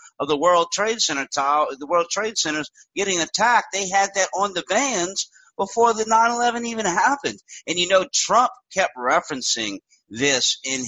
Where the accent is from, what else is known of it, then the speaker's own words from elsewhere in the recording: the South, United States; me being a Southerner